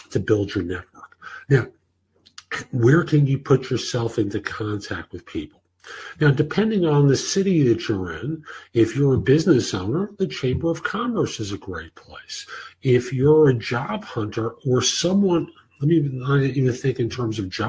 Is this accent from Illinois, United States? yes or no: no; New York, United States; moved away; I was raised in New York, and although I don't live there anymore